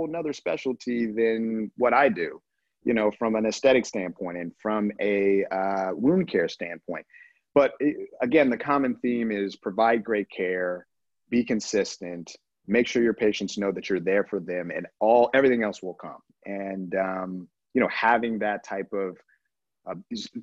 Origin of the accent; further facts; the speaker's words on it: Colorado, United States; I'm from Colorado